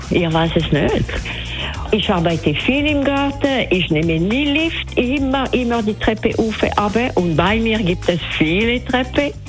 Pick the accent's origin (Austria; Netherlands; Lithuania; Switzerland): Switzerland; Degersheim, St. Gallen; now in Flawil, Switzerland; ich komme aus der Ostschweiz, aus Degersheim, bin aber wohnhaft in Flamil und bin 28.